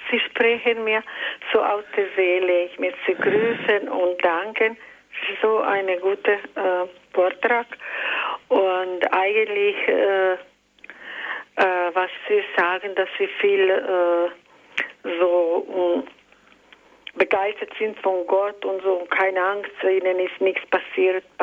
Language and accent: German; Croatia; born there; Ich bin geboren in Kroatien.